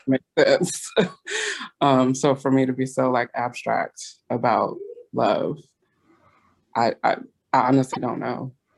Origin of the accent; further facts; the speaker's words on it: California, United States; moved away as an adult; now in East Coast, United States; When I grew up in California